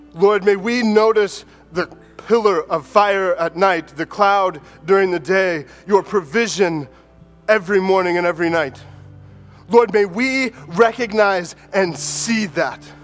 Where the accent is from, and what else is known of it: United States; born or raised there